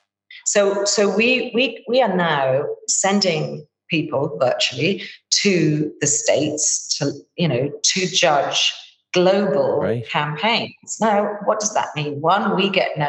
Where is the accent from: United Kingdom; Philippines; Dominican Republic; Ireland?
Ireland; I'm Irish